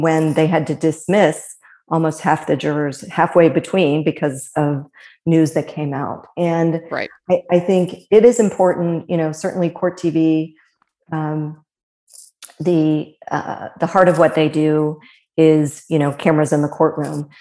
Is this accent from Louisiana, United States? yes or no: no; Fairfield, Ohio, United States; also born or lived in Cincinnati; born and raised in Cincinnati, um, grew up in Fairfield